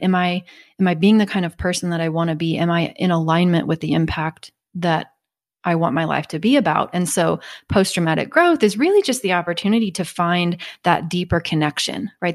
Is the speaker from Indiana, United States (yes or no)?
no; Kansas, United States; I'm from Kansas